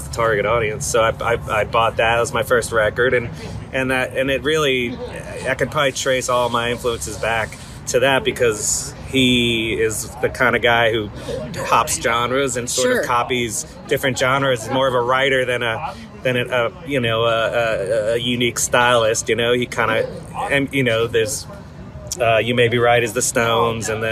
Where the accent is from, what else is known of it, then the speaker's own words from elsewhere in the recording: Westchester County, New York, United States; moved away as an adult; also born or lived in Fredonia, New York; now in Georgia, United States; in Westchester County where I grew up